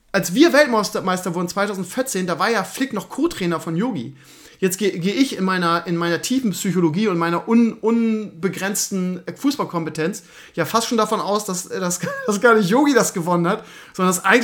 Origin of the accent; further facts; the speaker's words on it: Bremen, Germany; Das ist traurig, dass man sich als Bremer noch an sowas festkrallen muss, aber das ist das Einzige, was wir noch haben.